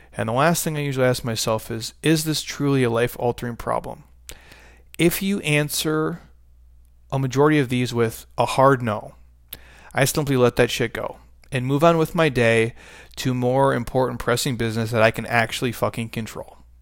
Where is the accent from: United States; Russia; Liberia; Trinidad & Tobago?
United States; I was born in America